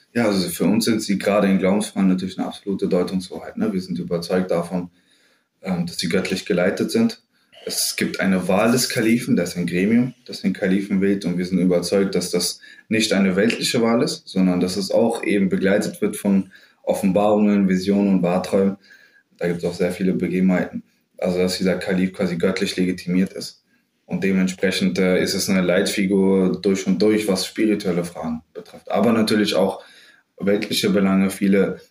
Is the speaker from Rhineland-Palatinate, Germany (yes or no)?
no; Bensheim, Hesse, Germany; moved away as an adult; also born or lived in Frankfurt; now in Berlin, Germany; ich bin in Südhessen aufgewachsen, in Bensheim, also ganz ländlich und idyllisch